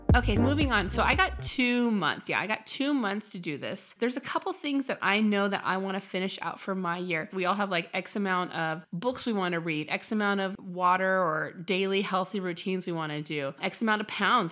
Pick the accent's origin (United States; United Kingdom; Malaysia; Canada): United States; Midwest; now in San Diego, United States; I'm from the Midwest